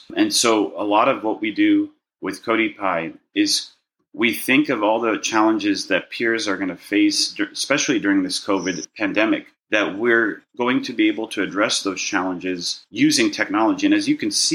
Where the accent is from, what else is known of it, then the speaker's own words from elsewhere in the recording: Los Angeles, California, United States; also born or lived in Burbank, California; I was born in Burbank, California. I wish I could say I was born in another country and make it very exotic, but no, it's just Burbank, California. And I grew up in a Jewish neighborhood in Westwood